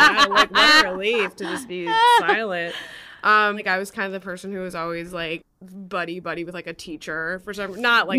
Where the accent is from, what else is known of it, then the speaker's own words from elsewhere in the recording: Wilmette, Illinois, United States; I grew up a little outside of Chicago in Wilmette, which is just like a suburb a little bit north of the city